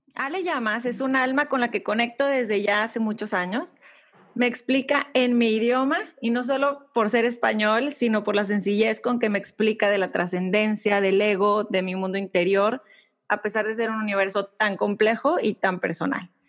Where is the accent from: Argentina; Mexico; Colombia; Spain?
Mexico; moved away as an adult; now in United States; soy mexicana viviendo, viviendo en Estados Unidos